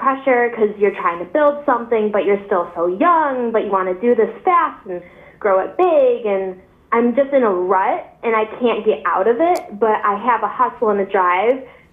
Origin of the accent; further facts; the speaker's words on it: Buffalo, New York, United States; I'm from Buffalo, New York